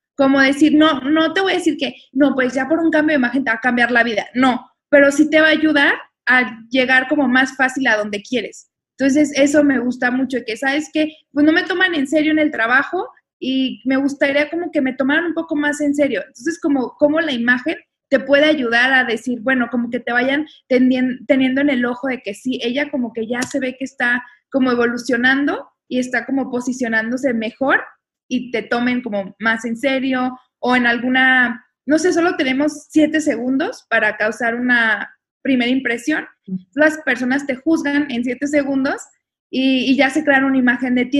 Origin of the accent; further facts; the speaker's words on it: Mexico; somos mexicanos